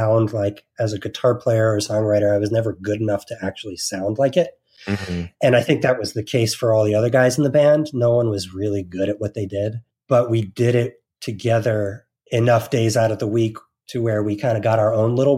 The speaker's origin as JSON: {"language": "English", "region": "New Jersey", "country": "United States", "tie": "born or raised there", "said": "growing up in New Jersey, we were sort of in the epicenter"}